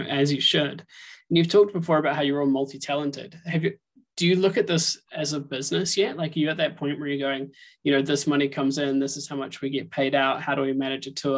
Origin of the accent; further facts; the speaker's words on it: New Zealand; moved away; I'm originally from New Zealand